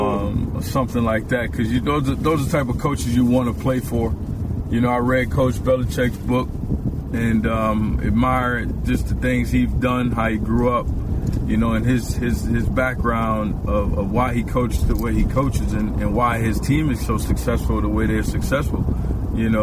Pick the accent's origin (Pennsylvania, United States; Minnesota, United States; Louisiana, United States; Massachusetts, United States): Louisiana, United States; New Orleans; I grew up in New Orleans